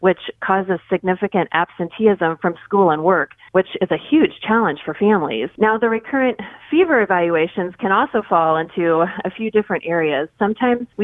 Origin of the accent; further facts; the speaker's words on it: Kansas City, United States; I grew up in Kansas City